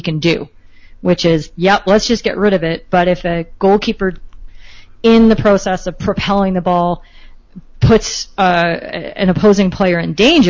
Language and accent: English; Canada